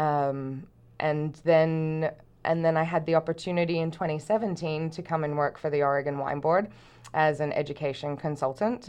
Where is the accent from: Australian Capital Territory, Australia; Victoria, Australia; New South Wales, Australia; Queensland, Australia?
Queensland, Australia; Brisbane; moved away as an adult; also born or lived in Canada; I grew up in Brisbane in Australia.